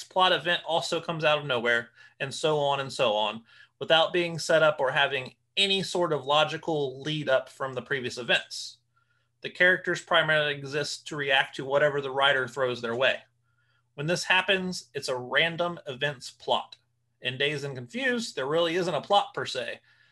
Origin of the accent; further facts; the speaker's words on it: Ohio, United States; We grew up in Ohio